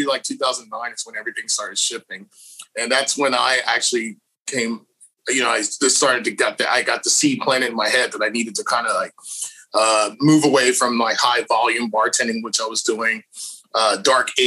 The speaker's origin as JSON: {"language": "English", "town": "Houston", "region": "Texas", "country": "United States", "moved": "as an adult", "lives_now": "Austin, United States", "said": "I was originally from Houston, Texas. I've been here in Austin for about 10 years now"}